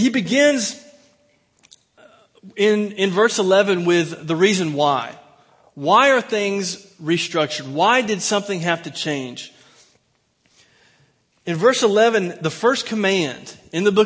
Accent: Mayberry Country, North Carolina, United States; now in Plano, United States; I am from Mayberry Country

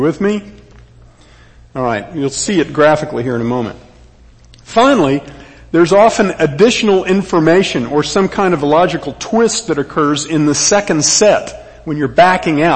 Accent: Texas, United States; I am a Texan, third generation

